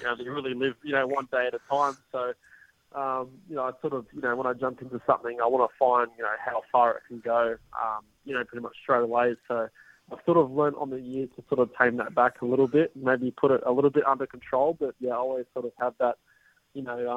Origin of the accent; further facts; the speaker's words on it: Australia; being Australian